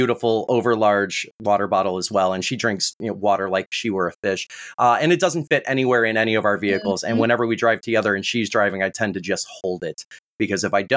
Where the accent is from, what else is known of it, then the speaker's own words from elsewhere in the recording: Plainfield, Illinois, United States; my hometown of Plainfield, Illinois